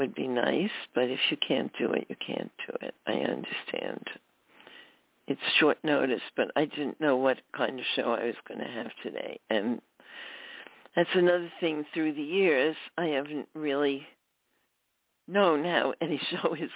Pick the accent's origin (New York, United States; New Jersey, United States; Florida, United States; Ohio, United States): New York, United States; New York City; that was from my memoir, Just a Girl from Brooklyn, and of course I was born in Brooklyn